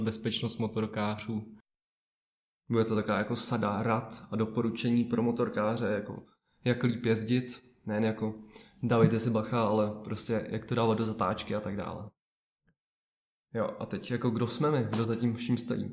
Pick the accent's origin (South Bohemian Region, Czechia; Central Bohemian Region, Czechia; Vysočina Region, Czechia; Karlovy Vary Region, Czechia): Vysočina Region, Czechia; jsem z Vysočiny